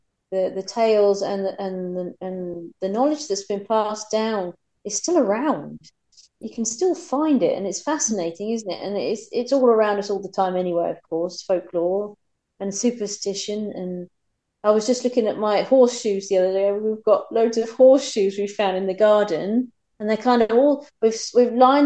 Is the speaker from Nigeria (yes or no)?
no; East Anglia, East of England, United Kingdom; I come from East Anglia